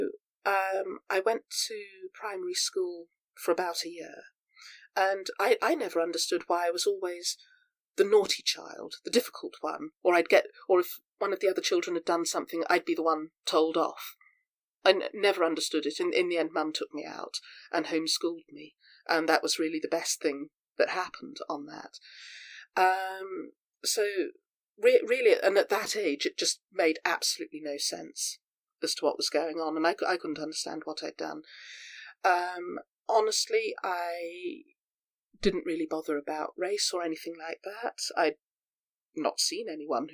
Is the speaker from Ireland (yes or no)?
no; Devon, South West England, United Kingdom; I'm up here from Devon